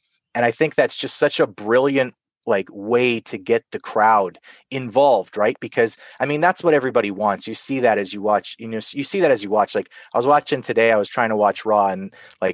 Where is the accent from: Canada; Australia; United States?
Canada; I'm Canadian